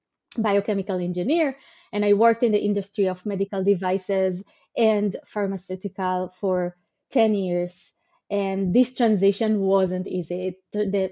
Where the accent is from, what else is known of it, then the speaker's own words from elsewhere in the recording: Israel; moved away as an adult; also born or lived in Greater Seattle area, United States; now in Seattle, United States; So I was born and raised in Israel. And 9 years ago, I moved to the US to Greater Seattle